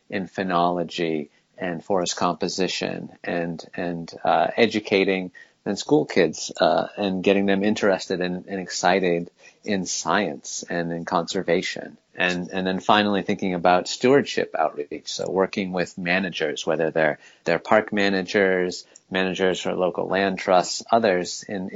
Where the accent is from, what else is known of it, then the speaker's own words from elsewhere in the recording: Northeast, United States; also born or lived in Colorado; now in Maine, United States; I grew up in the Northeast